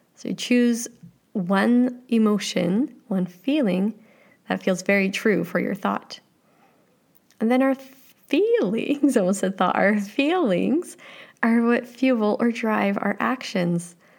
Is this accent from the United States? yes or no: no; Canada; I like being Canadian